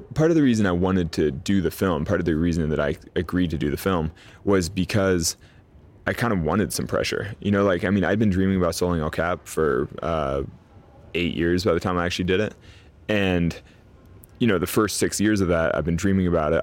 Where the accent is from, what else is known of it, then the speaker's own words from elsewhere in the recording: Sacramento, California, United States; I grew up sort of in a vacuum in Sacramento